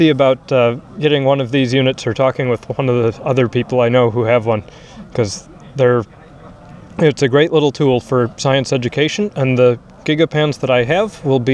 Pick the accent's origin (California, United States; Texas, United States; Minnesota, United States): Minnesota, United States; as a Minnesotan